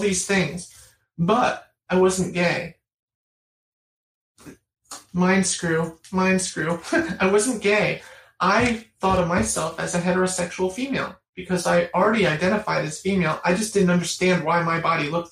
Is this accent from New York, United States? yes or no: yes; the Catskill region, New York, United States; the area I grew up